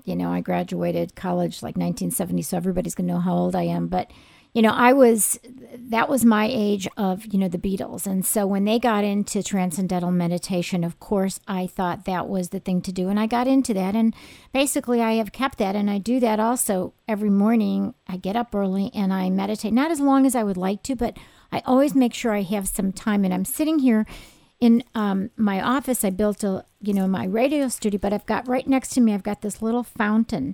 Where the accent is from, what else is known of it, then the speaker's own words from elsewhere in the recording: Oak Park, Illinois, United States; I'm actually from Oak Park